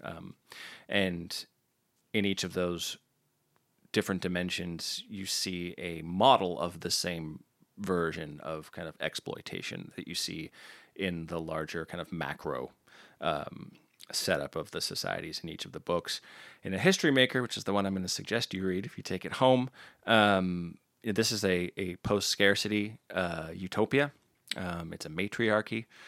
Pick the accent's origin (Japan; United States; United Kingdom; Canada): United States; I'm an American